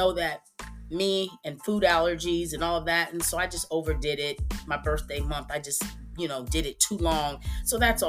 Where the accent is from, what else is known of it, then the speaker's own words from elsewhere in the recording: Texas, United States; I'm still in my city, my hometown in Texas